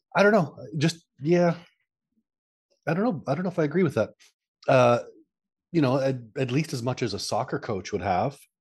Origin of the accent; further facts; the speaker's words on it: Canada; I'm from Canada.